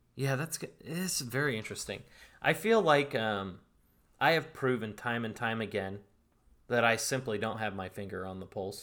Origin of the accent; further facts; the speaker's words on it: Northern California, United States; I'm from Northern California, A K A the yay